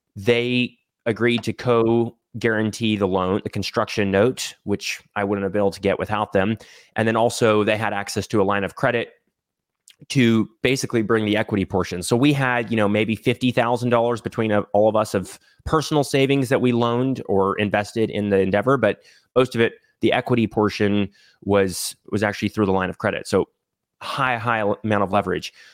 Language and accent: English; Texas, United States; moved away; also born or lived in Idaho; I grew up in Texas, but my family moved up to Idaho, uh, in two thousand nine. So lived in Idaho for ten years and then moved back down to Texas